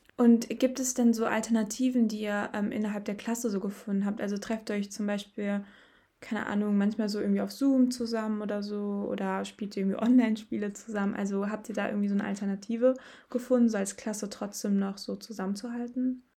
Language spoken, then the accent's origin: German; Bottrop, North Rhine-Westphalia, Germany; ich komme aus Bottrop